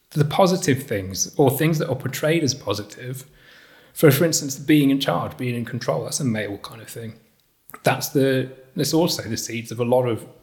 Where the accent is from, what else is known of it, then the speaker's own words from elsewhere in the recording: Rotherham, Yorkshire and the Humber, United Kingdom; born there; I was born in Rotherham. I was made, but in, I was made in Kirklees.